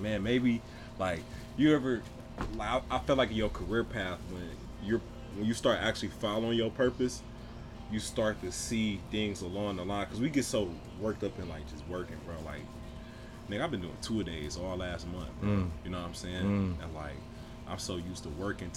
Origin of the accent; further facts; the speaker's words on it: Detroit, Michigan, United States; born and raised in Detroit, Michigan, Eastside